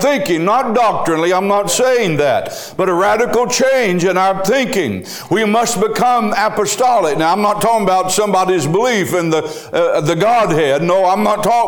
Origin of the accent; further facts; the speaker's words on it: United States; I am an American